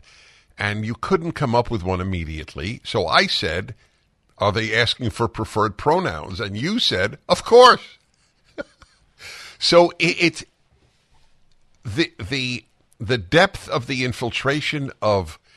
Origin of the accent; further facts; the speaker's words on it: New York City, New York, United States; moved away; I grew up in New York City, but it's been a long time